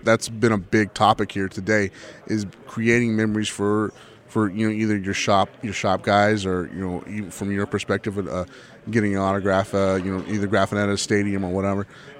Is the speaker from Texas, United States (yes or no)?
yes; Texas, United States; as a Texan